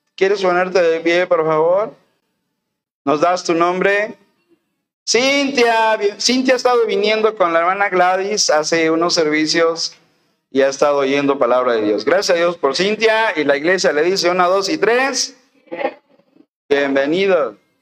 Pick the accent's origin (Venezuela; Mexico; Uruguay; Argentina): Mexico; Veracruz; moved away; en Álamo, Veracruz, en mi tierra